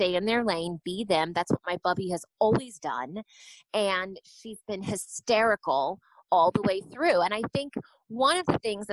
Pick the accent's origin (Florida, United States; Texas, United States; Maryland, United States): Texas, United States; San Antonio; born or raised there; also born or lived in New York